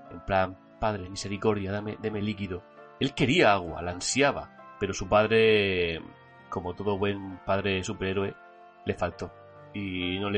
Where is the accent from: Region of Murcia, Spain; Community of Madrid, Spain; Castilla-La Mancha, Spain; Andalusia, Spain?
Region of Murcia, Spain; yo soy de Murcia, del Orquí, que está a 50, 40 minutos de la manga, aprox.